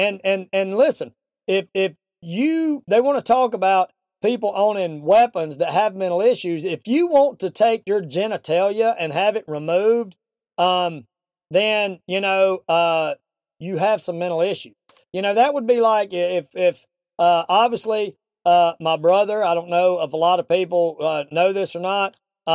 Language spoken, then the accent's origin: English; American South, United States; accent: Southern; my Southern accent